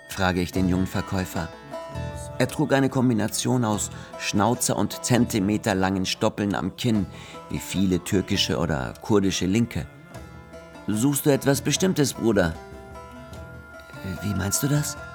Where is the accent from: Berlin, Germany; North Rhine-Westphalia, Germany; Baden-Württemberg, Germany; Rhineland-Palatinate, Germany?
Berlin, Germany; Vor dir sitzt ein Authentik Berliner. Geboren dort, Schule dort, Uni dort, Arbeit dort, alles dort.